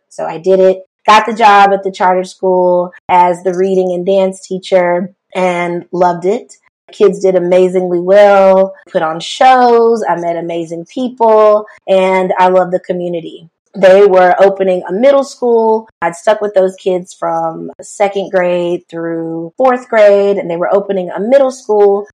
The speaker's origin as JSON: {"language": "English", "town": "Rock Hill", "region": "South Carolina", "country": "United States", "tie": "born or raised there", "said": "I am originally from Rock Hill, South Carolina. Grew up there, spent most of my life there"}